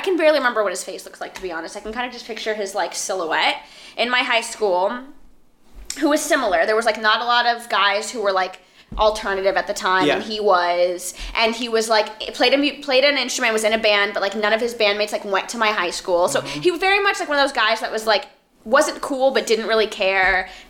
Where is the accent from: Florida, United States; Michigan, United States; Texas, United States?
Florida, United States; Miami; I'm like from Miami.